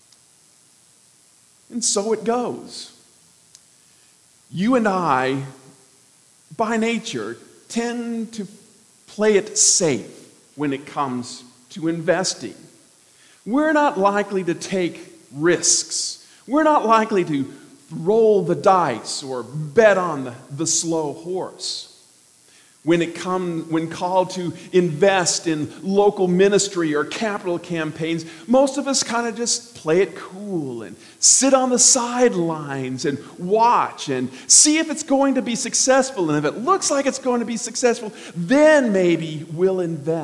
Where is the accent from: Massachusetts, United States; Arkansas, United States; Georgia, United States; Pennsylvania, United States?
Arkansas, United States; I'm from Arkansas